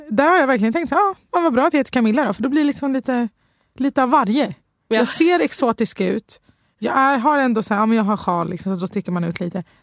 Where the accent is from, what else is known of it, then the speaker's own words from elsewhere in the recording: Sweden; jag är halv syrier, halv libanes. Ah. Eh, men bott i Sverige hela mitt liv.